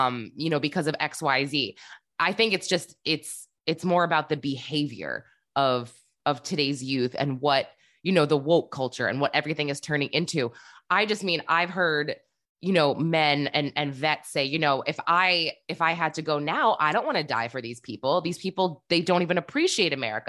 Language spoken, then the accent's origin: English; United States; as an American